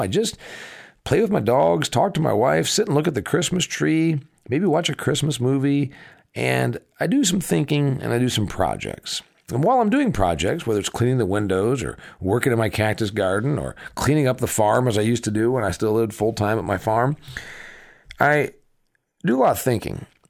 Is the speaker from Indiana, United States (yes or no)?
yes; Huntington, Indiana, United States; my hometown, factory and farm town, Huntington, Indiana